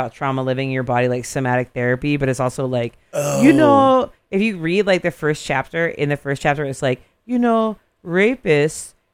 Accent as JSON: {"language": "English", "town": "Modesto", "region": "California", "country": "United States", "tie": "born or raised there", "said": "Growing up in Modesto"}